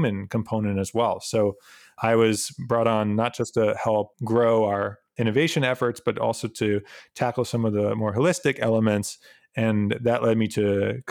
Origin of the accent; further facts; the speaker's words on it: New York, United States; I was actually born and bred in New York